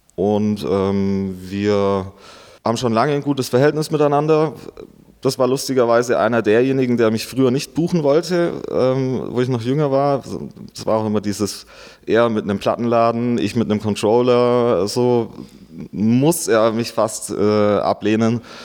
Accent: Augsburg district, Bavaria, Germany; also born or lived in Stuttgart; ich bin geboren in Stuttgart und aufgewachsen hier im Landkreis Augsburg, also nicht direkt in der Stadt.

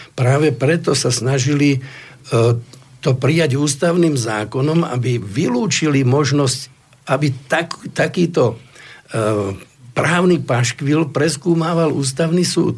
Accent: Slovakia; sme zo Slovenska

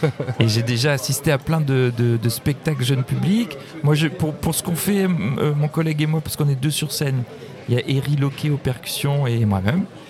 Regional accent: Brest, Brittany, France; also born or lived in Plabennec; je suis né à Brest

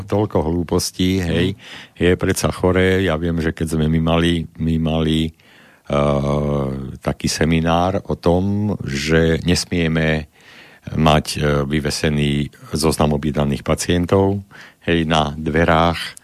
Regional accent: Králiky, Banská Bystrica Region, Slovakia; ja som z Králik, a to je dolina

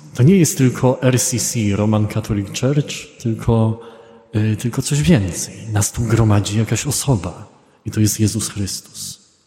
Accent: Poland; z Polski

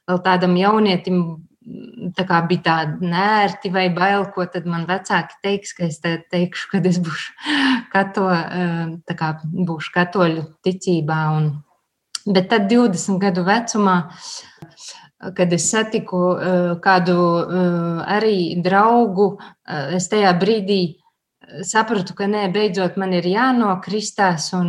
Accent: Latvia; born there; Esmu Latvijai, esmu dzimusi Latvijā, esmu arī kopienā konsekrēta māsa un arī es esmu katoliete.

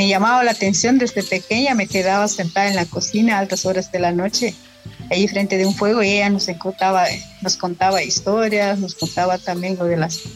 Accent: Santa Eulalia, Huehuetenango, Guatemala; first language Q'anjob'al; Spanish is a second language; soy maya hablante Ranjobán, del municipio de Santa Eulalia, Botenango, Guatemala.

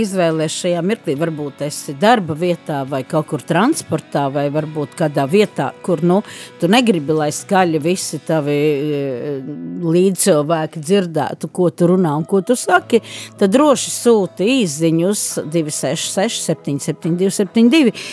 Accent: Liepāja, Latvia; also born or lived in Riga; es joprojām esmu no Liepājas, lai gan strādāju un šobrīd Eh, mēģinu kaut ko labu izdarīt Rīgā

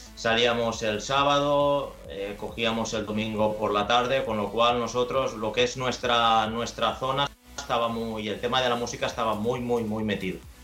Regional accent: Valencian Community, Spain; soy de, Valencia, de hecho me crié en, un pequeño pueblo que se llama Musajes

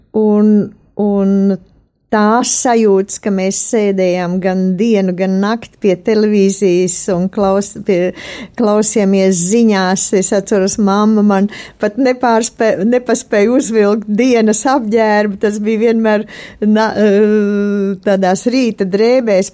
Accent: Latvia

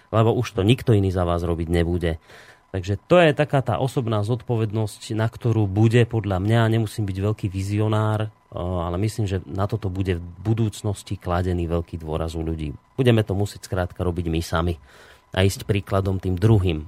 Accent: Slovakia; sme my Slováci takí

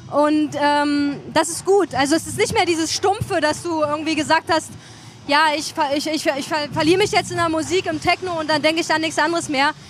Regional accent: Chemnitz, Saxony, Germany; Und natürlich willst du nicht als Chemnitzer dann sagen, also dann hören, ja, ich bin ja gar nicht so.

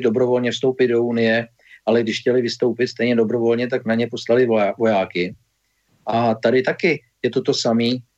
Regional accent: Czechia

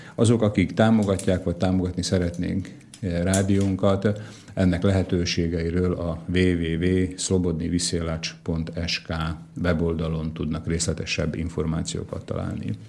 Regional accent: Dunajská Streda, Trnava Region, Slovakia; én Dunaszerdahelyi vagyok, Csallóközi vagyok

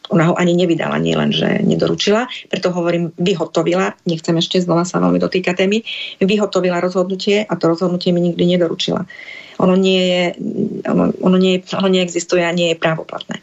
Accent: eastern Slovakia, Slovakia; u nás na východe

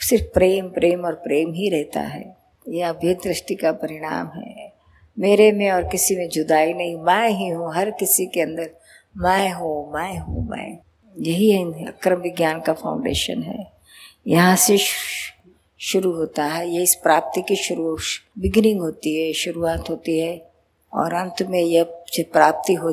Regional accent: Bihar, India; कहाँ से आया मैं बिहार से हूँ बिहार से

